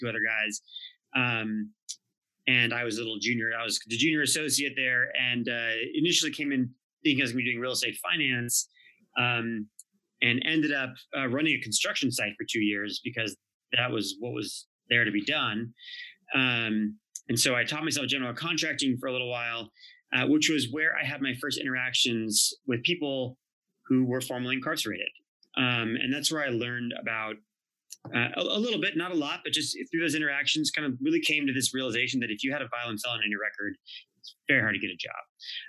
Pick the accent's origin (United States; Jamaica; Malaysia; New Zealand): United States; Los Angeles, California; I am a native to Los Angeles, so born and raised here